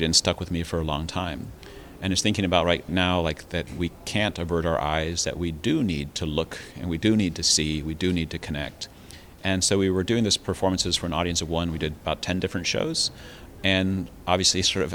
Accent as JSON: {"language": "English", "country": "United States", "also_born_or_lived": "Taiwan", "moved": "as an adult", "said": "I'm an American"}